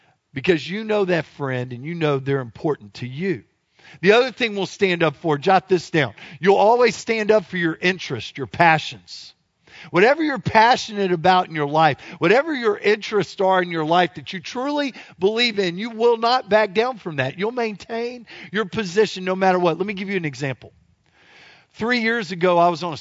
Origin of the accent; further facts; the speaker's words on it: Louisiana, United States; I am from Louisiana